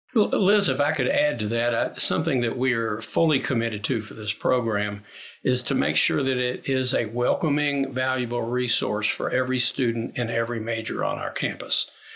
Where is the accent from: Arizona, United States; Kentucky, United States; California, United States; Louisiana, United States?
Kentucky, United States; Lexington; I'm from Lexington, Kentucky